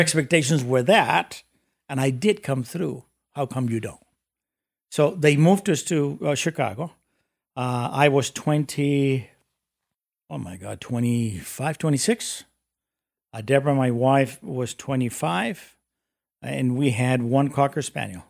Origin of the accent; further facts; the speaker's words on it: Mexico City, Mexico; moved away as an adult; also born or lived in United States; I was born and raised in Mexico City